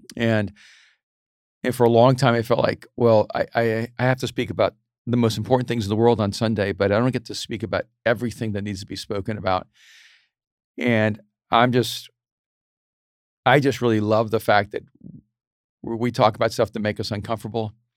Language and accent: English; El Salvador; I'm from El Salvador